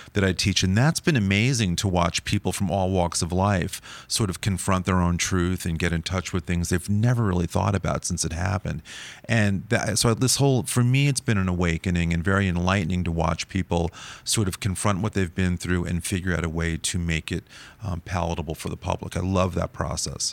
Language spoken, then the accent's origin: English; New York, United States; growing up in New York